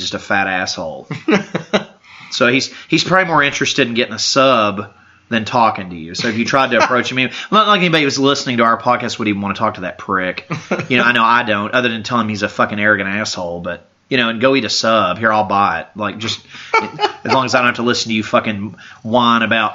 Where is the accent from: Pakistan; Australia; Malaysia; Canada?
Canada; I'm Canadian